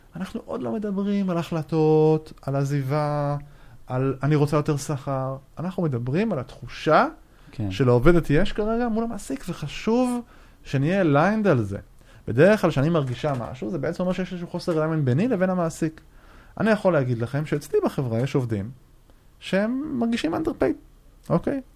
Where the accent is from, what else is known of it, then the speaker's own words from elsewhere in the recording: Israel; אנחנו כישראלים